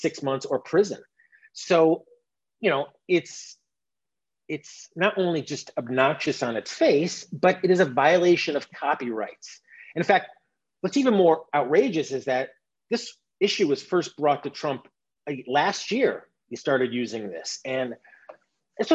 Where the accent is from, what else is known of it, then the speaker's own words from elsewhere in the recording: United States; as an American